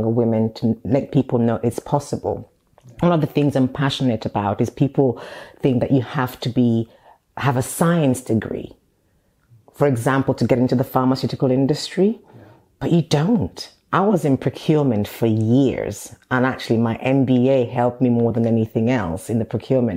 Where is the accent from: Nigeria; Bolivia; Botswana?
Nigeria; now in United Kingdom; I was born in Nigeria, studied in Nigeria